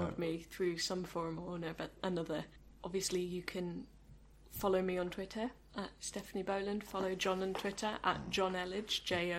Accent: United Kingdom; because we're British people

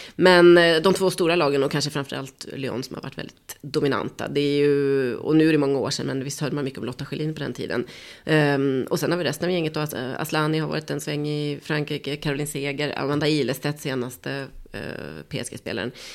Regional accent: Sweden; som svensk

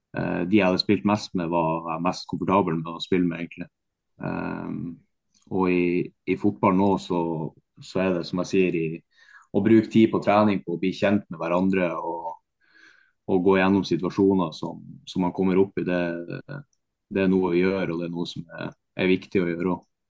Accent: Bodø, Nordland, Norway; moved away; also born or lived in Tromsø; jeg kommer fra Bodø og har spilt i Tromsø

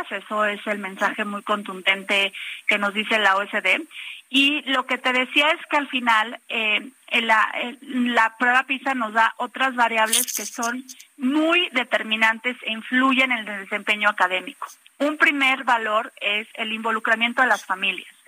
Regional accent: Mexico; estamos convencidos como mexicanos primero

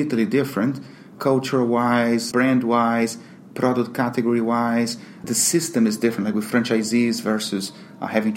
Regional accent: Brazil; also born or lived in London, United Kingdom; now in Miami, United States; I'm Brazilian

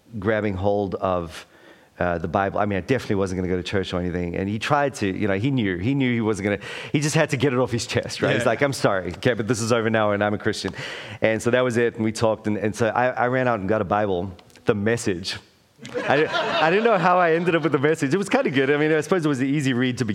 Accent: South Africa; moved away as an adult; now in Wellington, New Zealand; I was raised in South Africa during the apartheid.

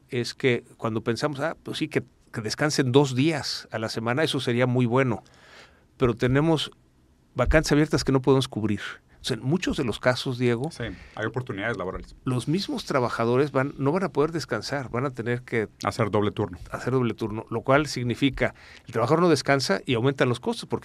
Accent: Brazil; moved away; Sí, yo soy brasileño.

